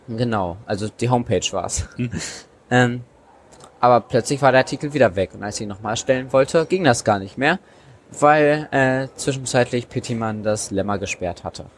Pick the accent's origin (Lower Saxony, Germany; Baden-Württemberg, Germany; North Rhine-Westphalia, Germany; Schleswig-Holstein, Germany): Lower Saxony, Germany; Hanover area; in Niedersachsen oder im Raum Hannover, wo ich herkomme